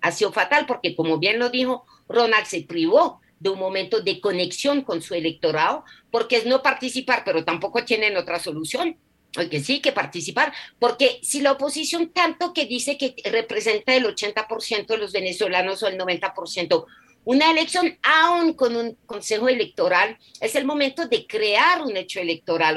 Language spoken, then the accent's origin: Spanish; France; now in Colombia; en mi país, Francia